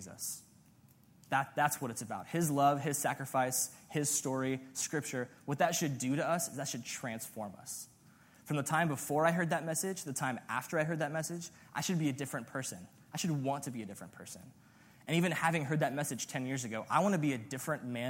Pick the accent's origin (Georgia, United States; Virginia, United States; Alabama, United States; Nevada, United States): Nevada, United States; Las Vegas; I'm from Vegas